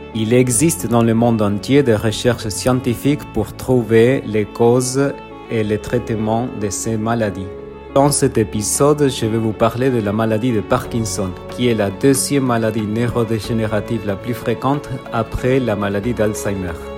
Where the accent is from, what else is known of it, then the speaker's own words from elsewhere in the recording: Argentina; je viens d'Argentine